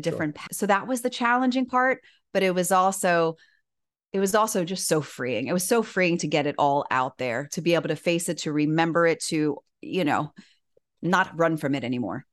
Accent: Miami, Florida, United States; moved away as an adult; also born or lived in Syracuse, New York; born and raised in Miami

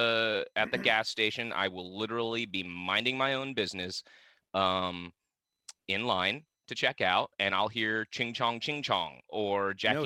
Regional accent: Vietnam; But no, I'm from the South, but I'm from South Vietnam, dude.

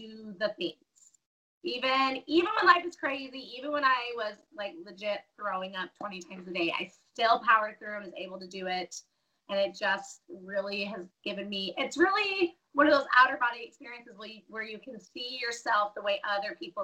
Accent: Denver, Colorado, United States; moved away as an adult; now in Caldwell, United States; I was born and raised in Denver

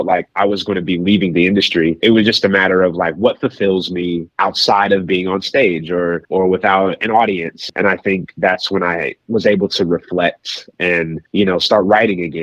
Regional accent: Kansas City, Missouri, United States; my hometown roots. Kansas City is such a fiber of my being

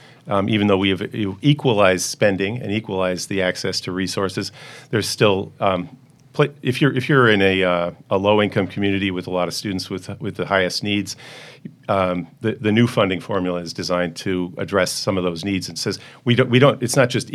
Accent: West Hartford, Connecticut, United States; moved away; I was a West Hartford kid.

